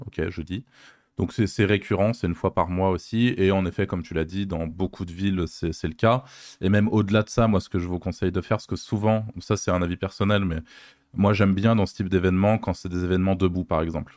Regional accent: Lyon, Auvergne-Rhône-Alpes, France; je suis lyonnais

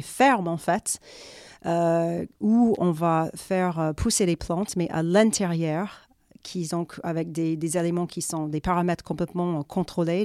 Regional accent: Florida, United States; accent: American; French is a second language; moved away as an adult; also born or lived in New York, United States; now in France; je suis américaine à la base. Et donc, euh, j'ai vécu, enfin, j'ai grandi en Floride, j'ai fait mes études à New York.

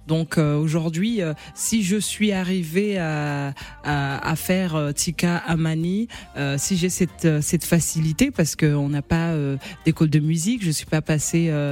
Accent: Mayotte; Ouais, parce que j'ai vraiment ces trois, ces trois origines que je porte fièrement. Je suis comorienne, maorèse malgache.

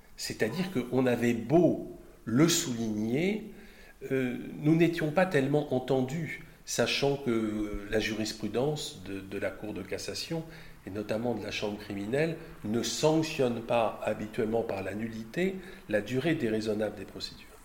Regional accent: Brittany, France; mon compatriote breton, puisque je suis breton

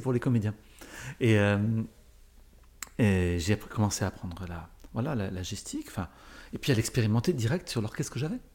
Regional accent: Paris, Île-de-France, France; je suis, né, euh, je suis né à Paris, ou à peu près.

